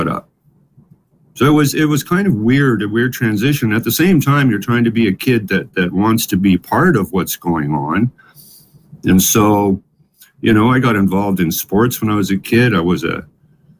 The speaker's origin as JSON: {"language": "English", "town": "Ottawa", "region": "Ontario", "country": "Canada", "tie": "born or raised there", "also_born_or_lived": "Ettenheim, Baden-Württemberg, Germany", "second_language": "English"}